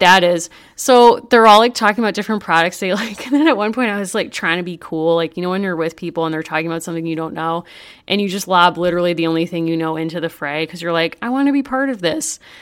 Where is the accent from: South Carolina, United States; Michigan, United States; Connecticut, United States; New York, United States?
Connecticut, United States; Hartford; I grew up in the Hartford area